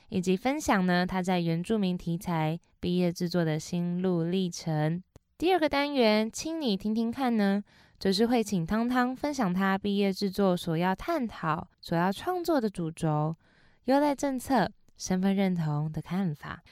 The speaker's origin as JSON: {"language": "Chinese", "area": "Tafalong and Antong tribes", "region": "Hualien County", "country": "Taiwan", "said": "我是来自花莲县太白朗部落和安通部落的阿美族"}